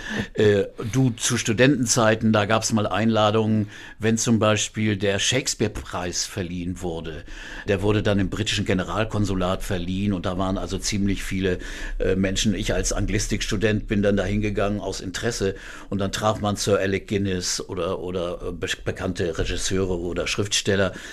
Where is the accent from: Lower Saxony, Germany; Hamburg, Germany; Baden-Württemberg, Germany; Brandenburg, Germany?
Hamburg, Germany; also born or lived in Quakenbrück; also ich bin Hamburger, das ist ganz klar. Also meine ganzen Vorlieben liegen hier und ich liebe die Stadt.